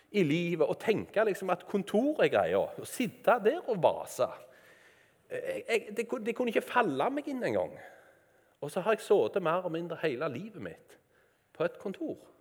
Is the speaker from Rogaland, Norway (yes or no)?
yes; Randaberg, Rogaland, Norway; Jeg vokste opp på Bø, på Randaberg.